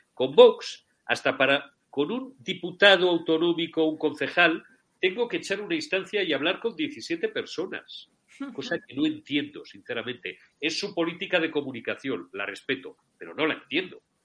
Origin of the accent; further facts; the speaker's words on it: Zamora, Castile and León, Spain; soy muy castellano-leonés, porque los zamoranos podemos nacer donde nos dé la gana